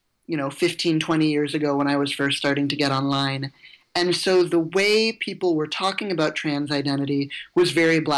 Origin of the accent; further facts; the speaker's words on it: Evanston, Illinois, United States; I grew up in Evanston, just north of Chicago